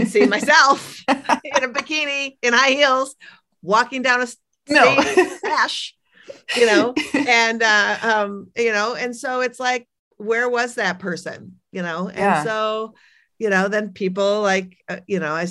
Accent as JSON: {"language": "English", "town": "Minneapolis", "region": "Minnesota", "country": "United States", "also_born_or_lived": "Brooklyn, New York", "said": "I am from Minneapolis. I live here half the year and I live in Brooklyn the other half"}